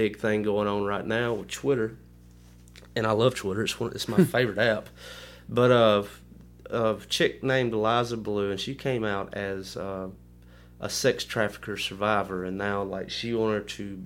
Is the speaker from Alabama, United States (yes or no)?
yes; Kennedy, Alabama, United States; I'm from Kennedy, Alabama. I went to South Lamar.